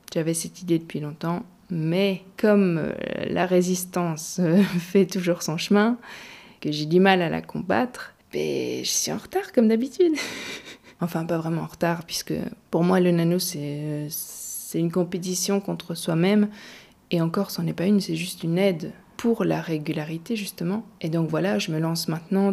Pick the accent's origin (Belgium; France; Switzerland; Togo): Belgium; Gaume, Wallonia; Je viens de Gaume, une région pleine de forêts et de champs dans le sud de la Belgique